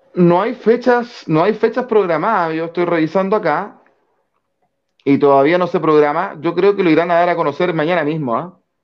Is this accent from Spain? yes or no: no; Chile; como chilenos